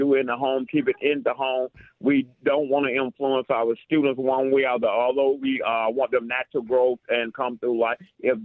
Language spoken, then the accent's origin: English; Atlanta, Georgia, United States; also born or lived in Jamaica, Queens, New York; I was born in Jamaica, Queens, New York. At a young age, we moved to Atlanta, Georgia area, where I was raised, where I was educated